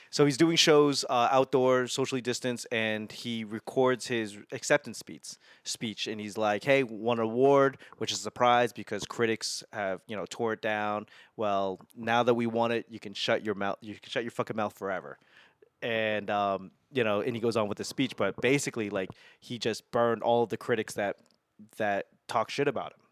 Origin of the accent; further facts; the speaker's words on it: Boston, Massachusetts, United States; moved away as an adult; also born or lived in Los Angeles / Washington, D.C. / Albuquerque; now in Las Vegas, United States; I grew up in Boston